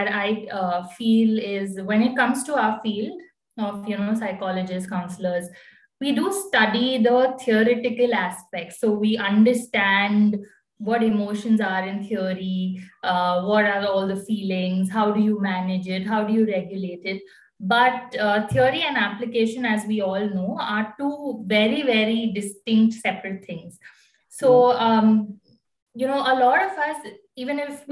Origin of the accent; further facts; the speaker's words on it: Bangalore, Karnataka, India; I'm basically from Bangalore.